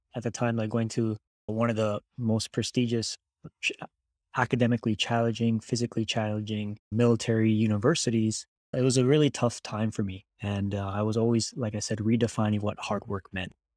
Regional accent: Hawaii, United States; moved away as an adult; also born or lived in Texas; I was born and raised in Hawaii

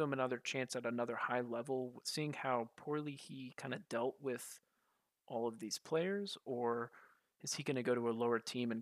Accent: United States; being an American

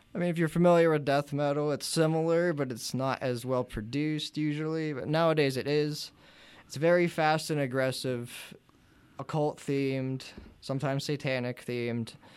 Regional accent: New Bethlehem, Pennsylvania, United States; we're from New Bethlehem

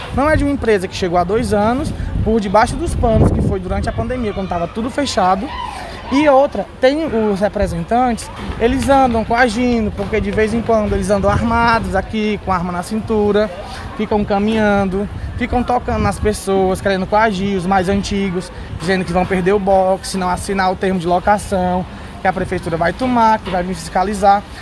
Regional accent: Fortaleza, Ceará, Brazil; Nós somos cearenses, somos fortalezenses, somos nativos

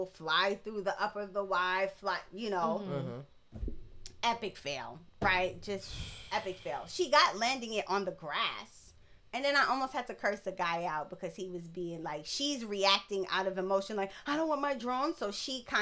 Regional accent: New York City, New York, United States; we're from Brooklyn

